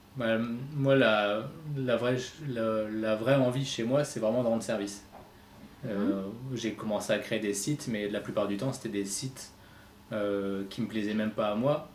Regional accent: Reims, Grand Est, France; j'habite à Reims, je suis né à Reims et j'ai toujours vécu ici

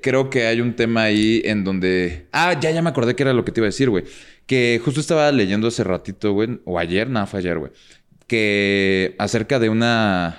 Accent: Mexico; desde México te lo digo

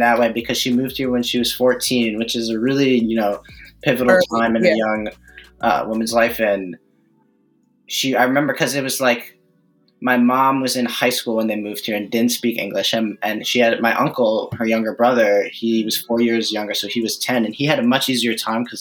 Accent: New York City, New York, United States; moved away as an adult; now in Middletown, Connecticut, United States; I grew up in Manhattan.

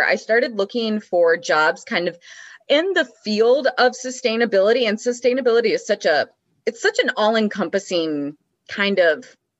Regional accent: Mount Vernon, Washington, United States; now in Michigan, United States; I was born and raised in Mount Vernon, Washington, which is about like an hour north of Seattle

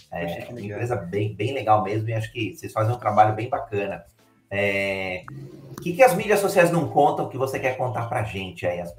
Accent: Brazil; A gente é brasileiro e não existe outra... nunca, né?

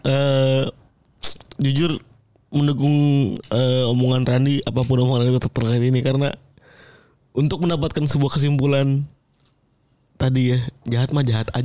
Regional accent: Bekasi, West Java, Indonesia; gua amat sangat pro orang Bekasi karena gua orang Bekasi ya

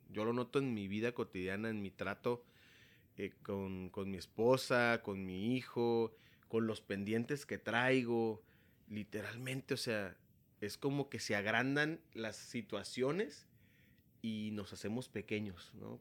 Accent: Tepic, Nayarit, Mexico; now in Tijuana, Mexico; soy originario de Tepic, Nayarit

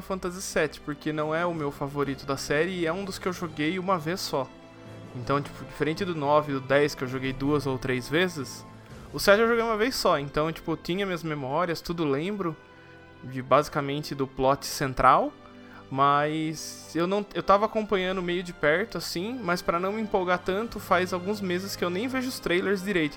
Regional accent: Brazil; eu sou brasileiro

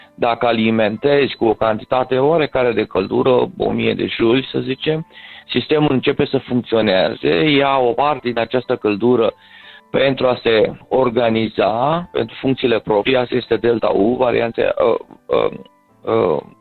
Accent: Romania; moved away; aceste tare educaționale cu care am venit din România

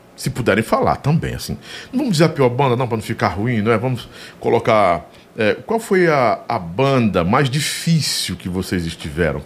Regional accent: Floriano, Piauí, Brazil; Sou piauiense, sim. Piauiense de Floriano. Nasci em Floriano, Piauí

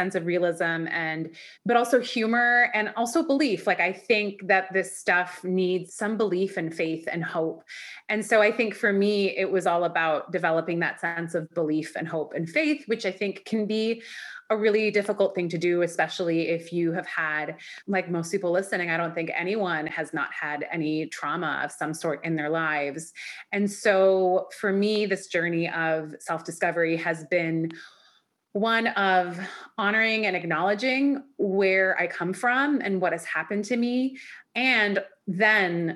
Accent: Vancouver, British Columbia, Canada; born or raised there; also born or lived in Iran

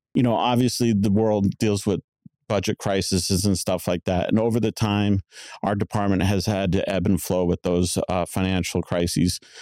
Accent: Tempe, Arizona, United States; also born or lived in Monterey, California; I was born in Monterey, California. My parents brought me back to Tempe when I was about four years of age, so I've lived in Tempe my whole life

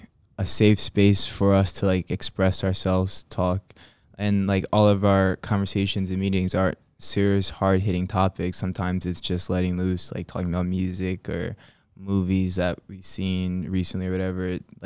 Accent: Birmingham, Alabama, United States; born there; I was born in Alabama, from Birmingham, born in Birmingham, Alabama. So excuse to, I guess, return to my birth state at the same time.

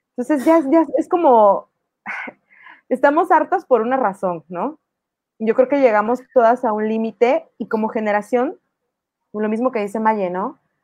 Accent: Mexico; also born or lived in Tuxtla Gutiérrez, Chiapas; nuestra historia como mujeres mexicanas

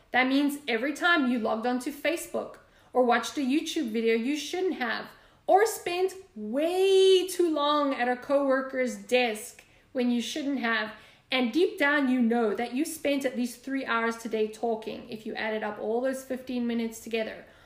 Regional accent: Florida, United States; I'm from Florida

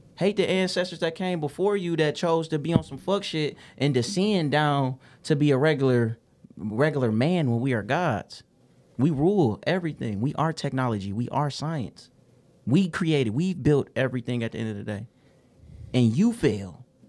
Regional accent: Detroit, Michigan, United States; I grew up in the Brewster Projects and the Herma Gardens. I'm from the West Side

